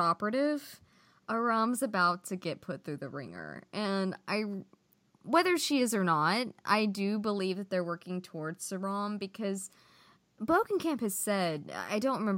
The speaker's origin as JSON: {"language": "English", "country": "United States", "first_language": "English", "said": "As an American who has spoken English my entire life"}